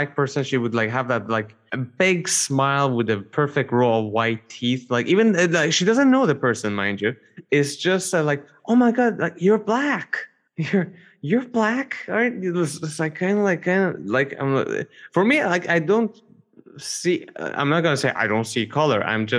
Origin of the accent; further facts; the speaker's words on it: Canada; Look, I am French, okay. But I am white, but I am Canadian.